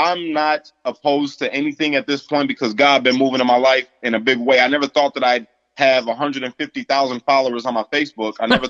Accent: United States; I feel in my heart, I'm like the epitome of an American because I'm biracial.

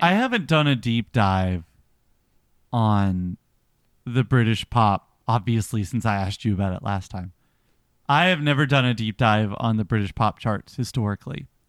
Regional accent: United States; we're Americans

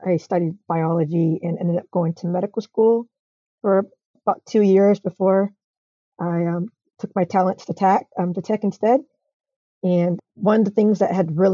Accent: Atlanta, Georgia, United States; I'm from Atlanta

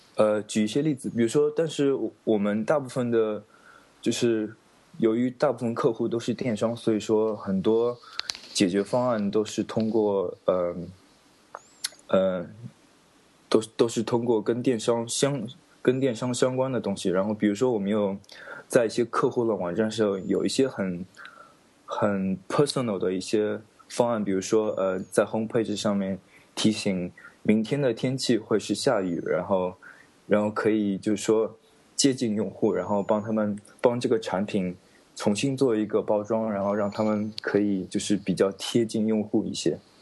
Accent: China; now in United Kingdom; 再加上我一个中国人

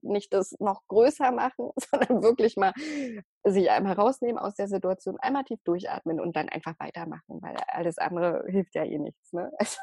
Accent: Berlin, Germany; in Berlin, also ich komme ja aus Berlin

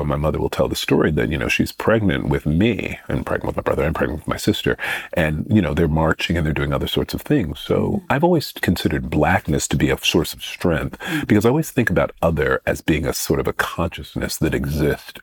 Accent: Greensboro, North Carolina, United States; moved away as an adult; also born or lived in Tuskegee, Alabama; now in London, United Kingdom; having been born in Alabama and having grown up in Greensboro, North Carolina

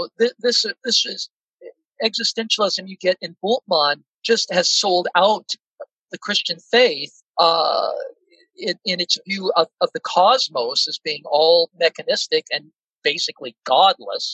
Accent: Seattle, Washington, United States; I grew up in Seattle, Washington, a very secular environment

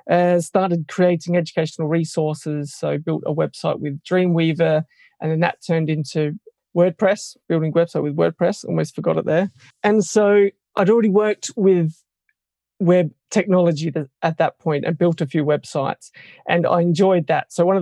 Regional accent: Australia; moved away as an adult; now in United Kingdom; Yeah, so I suppose location-wise, I come from Australia originally and have moved to the UK about 3 years ago.

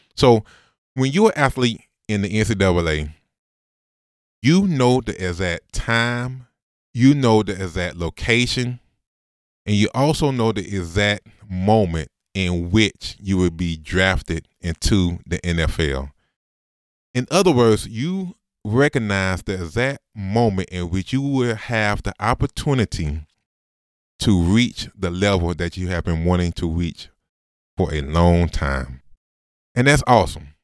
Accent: Augusta, Georgia, United States; Came back to Augusta. Went to Augusta University, the school that I said I would never go to 'cause I'm from Augusta

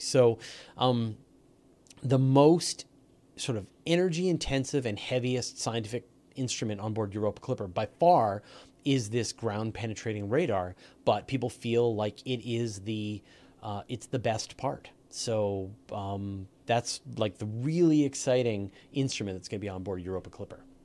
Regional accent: Canada; I'm Canadian

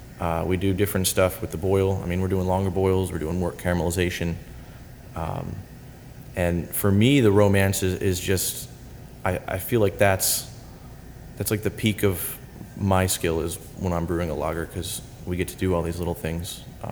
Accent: Pennsylvania, United States; Here in Pennsylvania.

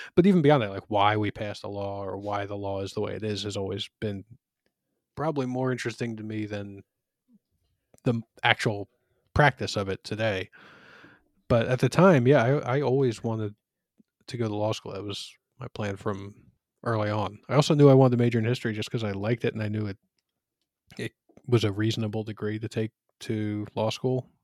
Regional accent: Philadelphia, Pennsylvania, United States; I grew up in Northeast Philly, which is, uh, it's part of the city of Philadelphia

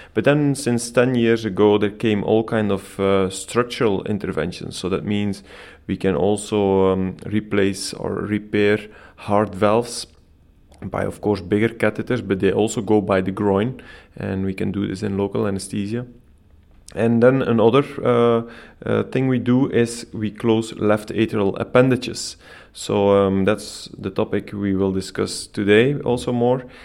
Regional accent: Belgium; moved away as an adult; now in Copenhagen, Denmark; I'm originally coming from Belgium

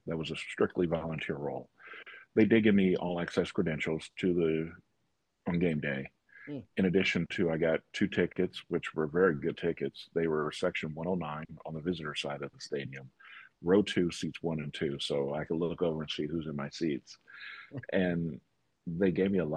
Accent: Indianapolis, Indiana, United States; I grew up here in Indianapolis, Indiana, most of my life.

